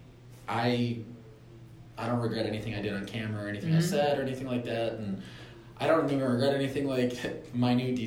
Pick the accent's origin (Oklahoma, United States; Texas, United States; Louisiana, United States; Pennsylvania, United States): Pennsylvania, United States; Scranton; moved away as an adult; now in Los Angeles, United States; I'm from Scranton, Pennsylvania